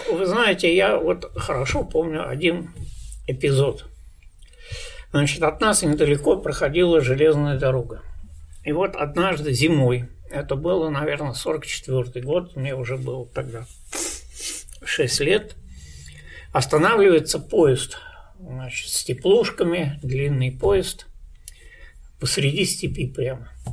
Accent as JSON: {"language": "Russian", "region": "Saint Petersburg", "country": "Russia", "also_born_or_lived": "East Kazakhstan Region", "said": "как мы эвакуировались из Ленинграда"}